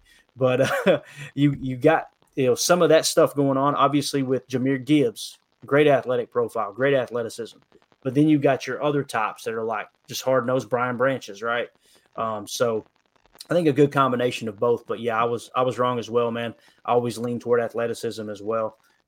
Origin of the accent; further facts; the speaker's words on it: United States; accent: redneck; Sometimes you'll hear my redneck accent